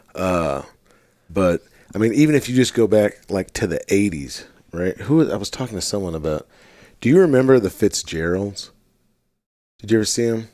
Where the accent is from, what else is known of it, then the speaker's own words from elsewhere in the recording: Missouri, United States; my home state of Missouri